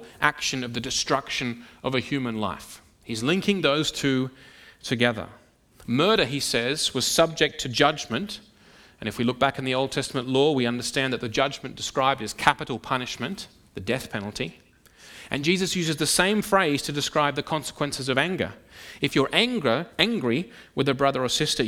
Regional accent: Sydney, New South Wales, Australia; moved away; the church in which I grew up back in Sydney

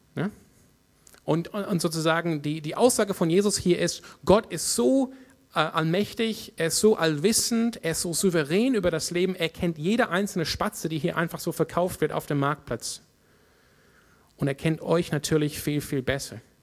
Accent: Australia; German is a second language; now in Freiburg, Germany; in meiner Heimat Australien

